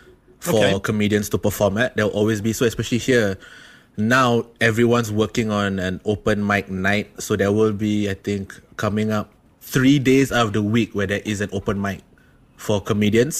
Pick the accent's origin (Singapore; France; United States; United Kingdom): Singapore; I'm Singaporean